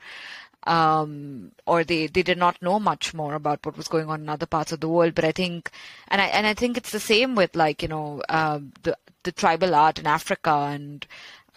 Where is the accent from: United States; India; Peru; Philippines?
India; Kolkata, West Bengal; You know, I grew up in India. I grew up in Calcutta, which was the former capital of the British Empire.